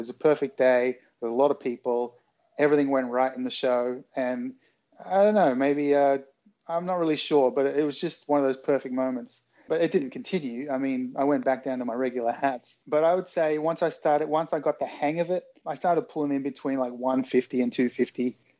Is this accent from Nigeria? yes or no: no; Australia; accent: Australian; I mean, my accent now isn't anything like it was when I was a teenager. It was much more of an Australian kind of suburban sound, whereas now I've lived here, I've lived all over the world